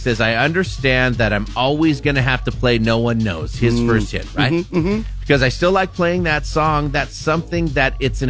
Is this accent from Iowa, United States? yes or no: no; Bellevue, Washington, United States; did not play … they're from Bellevue, Washington, my hometown.